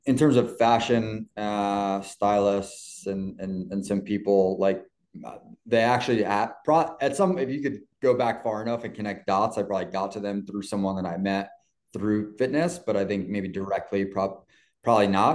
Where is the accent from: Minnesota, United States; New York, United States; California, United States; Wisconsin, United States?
New York, United States; New York City; growing up in New York and playing in uh, just outside the city and in the city a lot